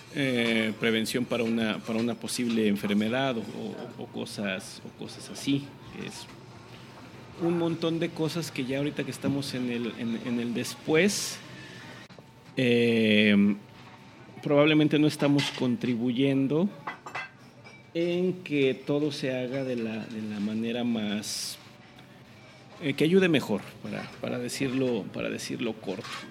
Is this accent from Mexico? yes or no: yes; Mexico; no me siento mal mexicano